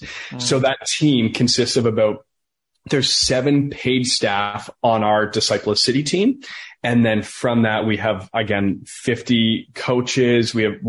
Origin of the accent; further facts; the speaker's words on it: Listowel, Munster, Ireland; I was like, yeah, I come from Listowel. I'm an ex-drug dealer.